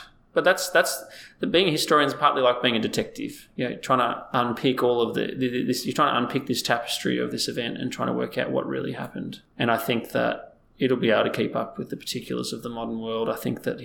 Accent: Australia; we're such a multicultural society.

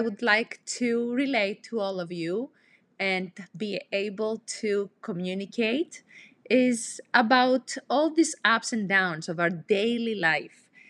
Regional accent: Greece; moved away as an adult; I'm originally from Greece, and I came

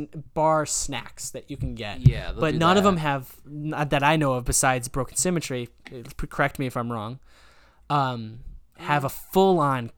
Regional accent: Trumbull, Connecticut, United States; we grew up in Trumbull.

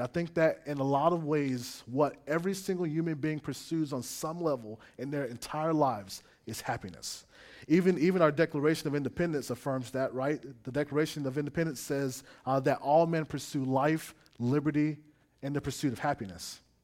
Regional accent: South Florida, United States; moved away; also born or lived in Gainesville, Florida; I grew up in South Florida

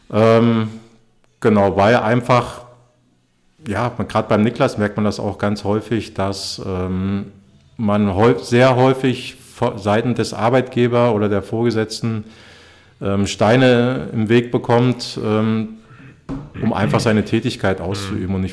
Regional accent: East Germany, Germany; Ich bin in der DDR aufgewachsen. Ich bin 80er Jahre Ostkind und äh, bei uns im Osten

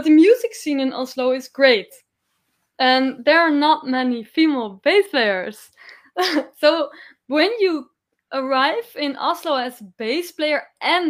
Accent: Amsterdam, North Holland, Netherlands; I am coming from Amsterdam

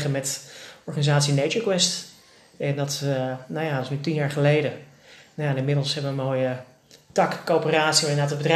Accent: Haarlem, North Holland, Netherlands; born or raised there

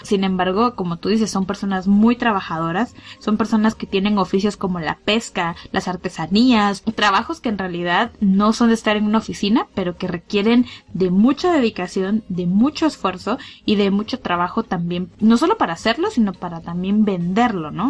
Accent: Guatemala; esos somos los guatemaltecos

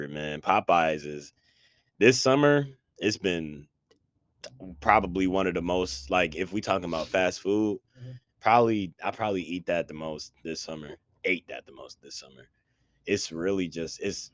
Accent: Buffalo, New York, United States; I'm just from Buffalo

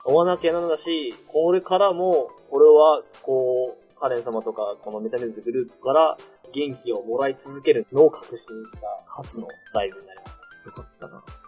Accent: Okayama, Japan; moved away; 地元岡山で。

